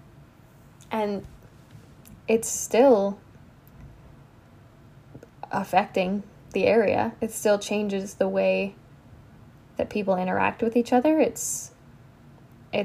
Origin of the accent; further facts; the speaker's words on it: the Maritimes, Canada; moved away; also born or lived in Alberta; so I grew up in the Maritimes